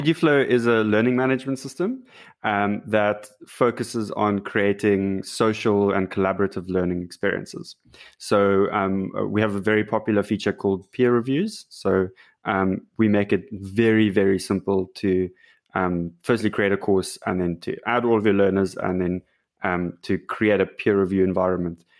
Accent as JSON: {"language": "English", "country": "South Africa", "said": "I'm, I'm from South Africa"}